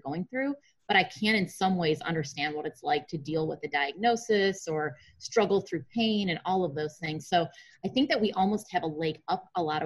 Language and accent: English; Chicago, Illinois, United States; I'm from Chicago.